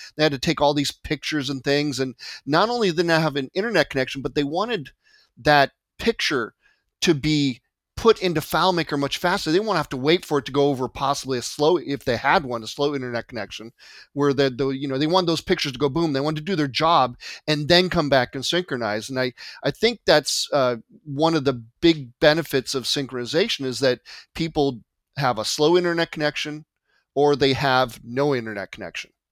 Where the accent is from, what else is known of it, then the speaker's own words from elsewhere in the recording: California, United States; also born or lived in Marietta, Georgia; I'm born and raised in California